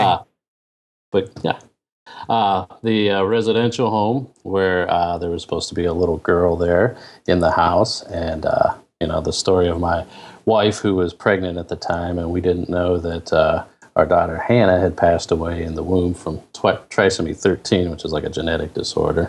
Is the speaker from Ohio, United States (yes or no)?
yes; Canton, Ohio, United States; I'm originally from Canton, Ohio